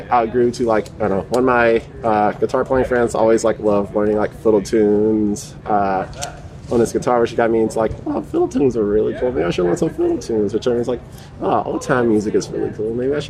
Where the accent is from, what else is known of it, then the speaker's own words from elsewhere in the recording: Baton Rouge, Louisiana, United States; I'm from Baton Rouge, Louisiana